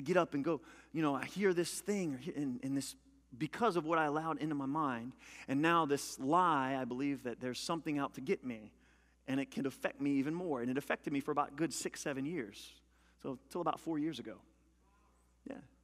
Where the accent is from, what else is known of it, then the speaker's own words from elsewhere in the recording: Louisiana, United States; I'm a country boy. I'm from Louisiana